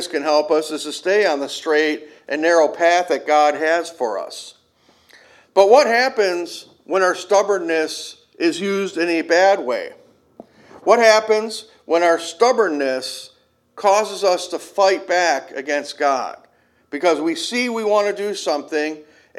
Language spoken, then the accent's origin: English; Kenosha, Wisconsin, United States; Growing up in Kenosha, a lot of the people down there are Cubs fans